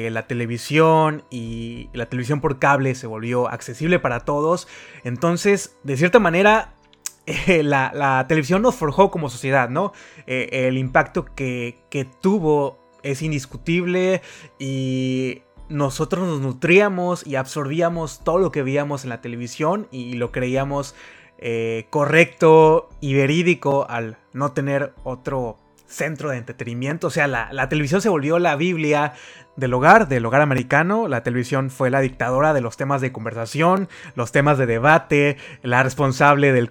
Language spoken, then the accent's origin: Spanish; Mexico